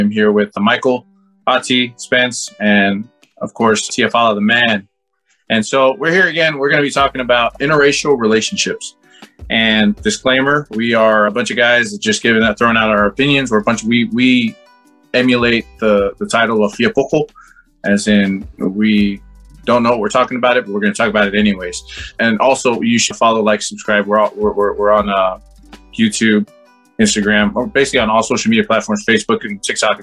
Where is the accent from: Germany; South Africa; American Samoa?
American Samoa; I grew up in American Samoa